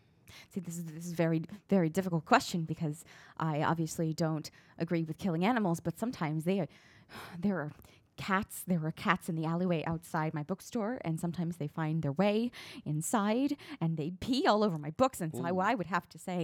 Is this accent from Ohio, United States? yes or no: no; South Carolina, United States; born there; Well, I was born in South Carolina